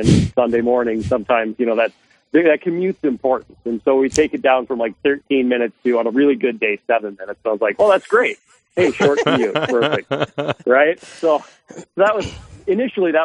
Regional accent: Sioux Falls, South Dakota, United States; also born or lived in Omaha; my wife Lisa and I, we grew up here in Sioux Falls. So we're basically lifelong Sioux Falls residents

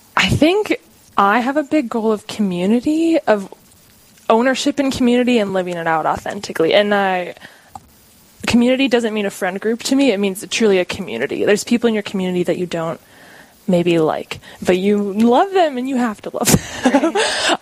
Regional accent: Warner, South Dakota, United States; I'm from a small town called Warner, South Dakota, up north by Aberdeen

